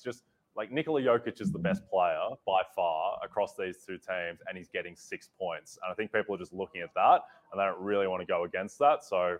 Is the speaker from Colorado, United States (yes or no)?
yes; Denver, Colorado, United States; my hometown Denver Nuggets.